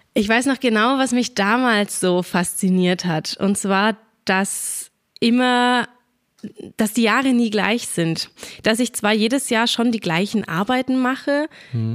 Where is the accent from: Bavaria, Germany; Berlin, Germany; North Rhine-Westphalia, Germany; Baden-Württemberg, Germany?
Bavaria, Germany; Churfranken; bei uns daheim in Kurfranken